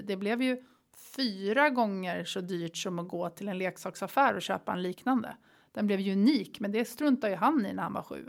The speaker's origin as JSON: {"language": "Swedish", "country": "Sweden", "also_born_or_lived": "Bali, Indonesia", "moved": "as an adult", "said": "Vi har som svensk ett pass som man kan röra sig över hela världen"}